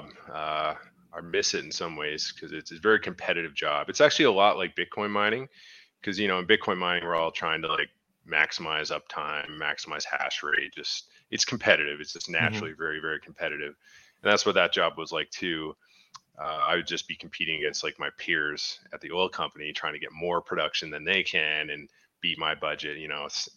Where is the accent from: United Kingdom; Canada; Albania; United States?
Canada; Newfoundland and Labrador; now in Lloydminster, Canada